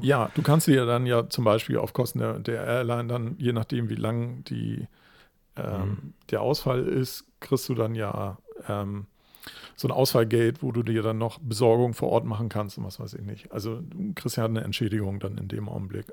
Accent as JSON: {"language": "German", "region": "Hamburg", "country": "Germany", "said": "ich würde als Hamburger"}